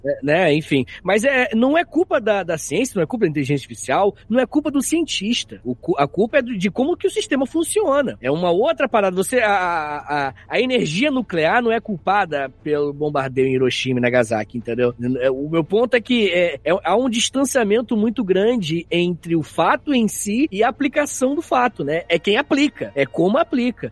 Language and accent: Portuguese; Angra dos Reis, Rio de Janeiro, Brazil; eu sou de Angra, sou de Angra dos Reis, lá pela usina